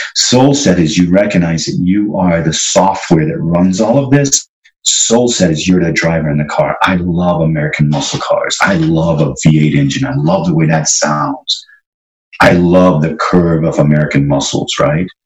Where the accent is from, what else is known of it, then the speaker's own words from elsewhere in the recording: Trinidad & Tobago; grew up in Trinidad